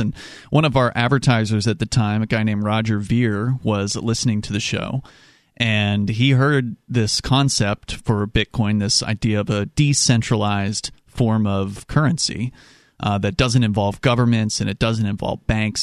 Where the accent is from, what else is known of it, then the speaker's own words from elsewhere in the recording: Florida, United States; moved away as an adult; now in New Hampshire, United States; I grew up in Florida, and I was a libertarian activist down there